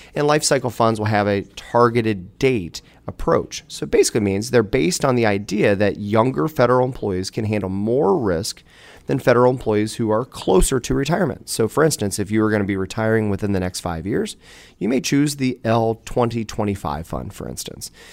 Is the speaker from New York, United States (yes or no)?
no; Dayton, Ohio, United States; also born or lived in Beavercreek, Ohio; I'm born and raised in, in Dayton, Ohio area